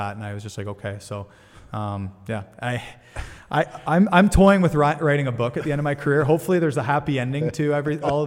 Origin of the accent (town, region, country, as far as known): Ontario, Canada; born or raised there